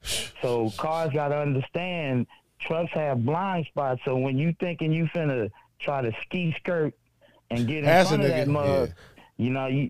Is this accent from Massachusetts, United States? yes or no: no; California, United States; I'm from the Bay, man. We give game respect, game recognize game.